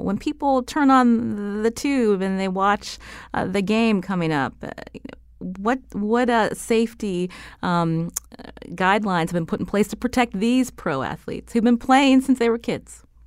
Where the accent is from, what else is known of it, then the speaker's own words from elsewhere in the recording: Pittsburgh, Pennsylvania, United States; I come from Pittsburgh.